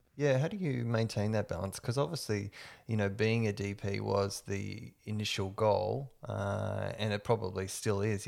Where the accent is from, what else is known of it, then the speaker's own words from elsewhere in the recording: Perth, Western Australia, Australia; moved away as an adult; now in Melbourne, Australia; I'm originally from Perth. I've been here 10 years, and part of why I moved to Melbourne